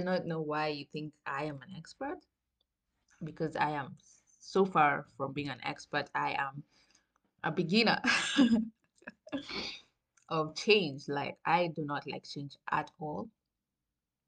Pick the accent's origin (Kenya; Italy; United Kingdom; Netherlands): Kenya; Coast; moved away as an adult; now in Germany; I am from the coast, literally, and it's never cold at the coast